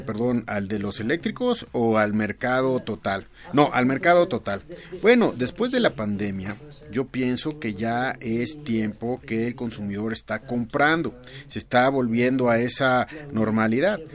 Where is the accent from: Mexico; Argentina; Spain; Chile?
Mexico; para nosotros, los clientes mexicanos